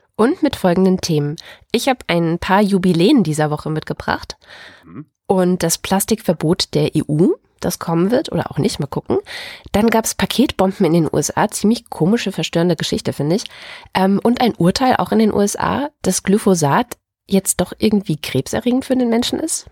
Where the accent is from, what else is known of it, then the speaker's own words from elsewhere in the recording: Dessau-Wörlitz Garden Realm, Saxony-Anhalt, Germany; moved away; in meiner alten Heimat, also ich sagte ja gerade schon so halb DDR, halb Westen, weißt du ja, ähm, nämlich im Dessau-Wörlitzer Gartenreich, so heißt es heute, also früher hieß, hieß das einfach das Kaff